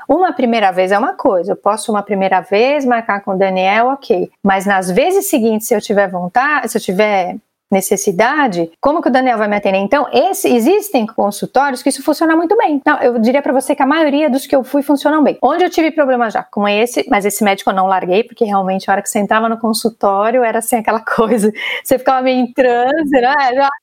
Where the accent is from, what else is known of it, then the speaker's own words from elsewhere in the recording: Brazil; Se a gente é brasileiro ainda é muito nessa cultura do abraçar, dar um beijo e tal